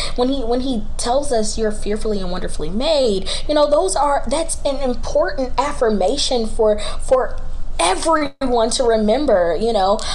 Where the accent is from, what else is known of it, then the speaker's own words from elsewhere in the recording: Charlotte, North Carolina, United States; I am from Charlotte, North Carolina, uh, born and raised.